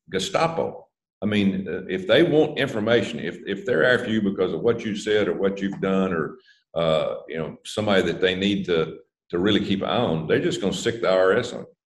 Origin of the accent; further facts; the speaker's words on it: Alabama, United States; I sit down with uh, uh, uh Shelby, uh, Senator Shelby from my home